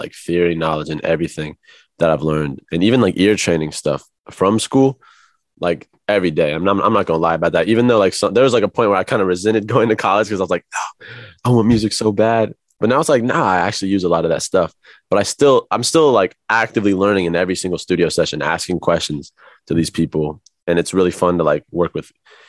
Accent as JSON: {"language": "English", "region": "Midwest", "country": "United States", "tie": "born or raised there", "lives_now": "Los Angeles, United States", "said": "compared to like, you know, growing up in the Midwest all my life, it was cool."}